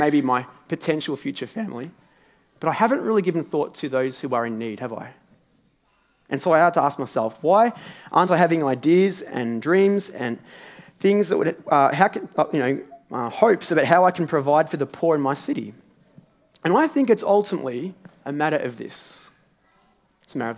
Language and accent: English; Morwell, Victoria, Australia; now in Melbourne, Australia; my hometown of Morwell.